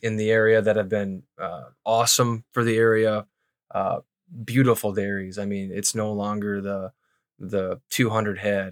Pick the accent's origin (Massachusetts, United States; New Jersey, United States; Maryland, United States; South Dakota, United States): South Dakota, United States; White Lake; also born or lived in Brookings, South Dakota / Mitchell, South Dakota / Pierre, South Dakota; I grew up in White Lake, which is about oh 100 miles west of Sioux Falls